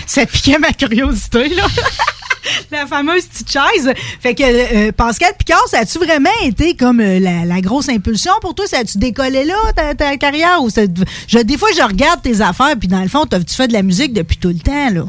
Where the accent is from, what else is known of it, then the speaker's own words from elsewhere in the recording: Thetford Mines, Quebec, Canada; je venais de Thetford Mines